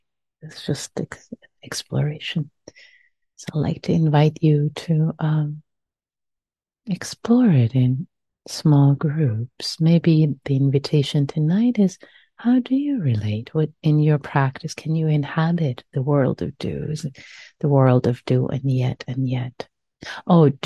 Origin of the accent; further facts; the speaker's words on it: Iran; accent: Persian; my Persian accent